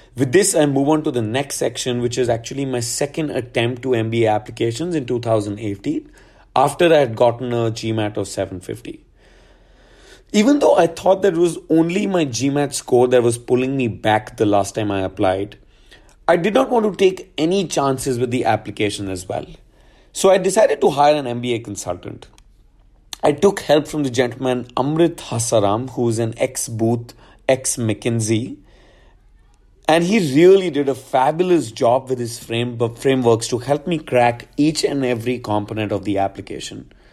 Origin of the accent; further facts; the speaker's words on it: Gurgaon, Haryana, India; also born or lived in New Delhi; I'm from Gurgaon. Um, I went for high school to D P S for Sant Kunjan, New Delhi